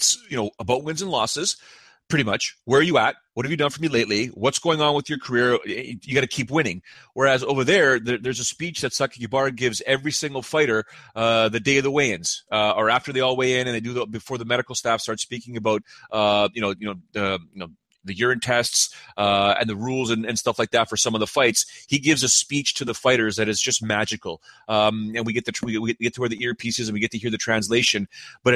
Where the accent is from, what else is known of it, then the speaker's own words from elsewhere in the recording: Canada; I'm just a Canadian dude. I'm just a Canadian guy living north of Toronto